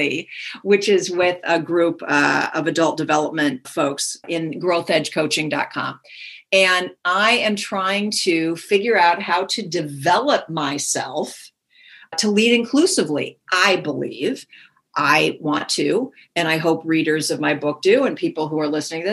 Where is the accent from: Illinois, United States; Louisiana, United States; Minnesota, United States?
Minnesota, United States; now in Palo Alto, United States; I grew up in the Midwest. I grew up in Minnesota